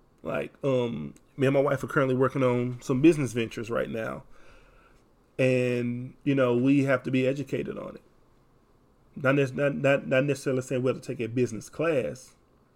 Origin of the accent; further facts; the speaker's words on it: Texas, United States; accent: Texas country accent; Have a country accent because I'm from Texas.